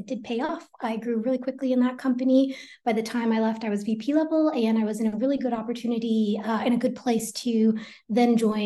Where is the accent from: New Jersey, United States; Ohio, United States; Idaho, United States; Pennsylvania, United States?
New Jersey, United States; Teaneck; I was born in Teaneck, New Jersey